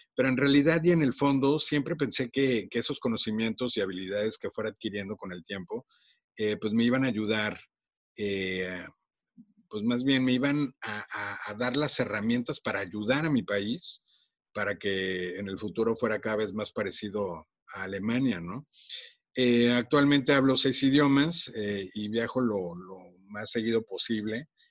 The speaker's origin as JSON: {"language": "Spanish", "country": "Mexico", "also_born_or_lived": "Monterrey, Nuevo León", "accent": "Mexican", "said": "por mi acento seguramente ya se dieron cuenta que soy mexicano"}